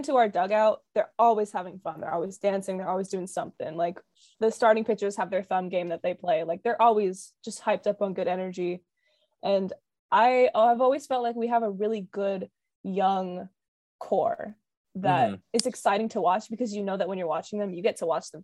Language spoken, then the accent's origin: English; West Coast, United States; I'm from the West Coast